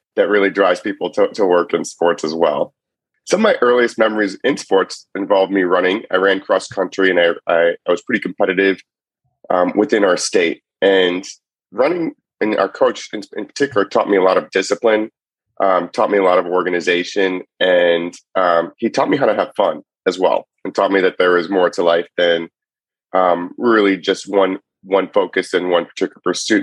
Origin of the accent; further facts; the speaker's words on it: Cleveland, Ohio, United States; also born or lived in Chicago; now in San Francisco Bay Area, United States; I grew up in Cleveland and I was a big Cleveland sports fan.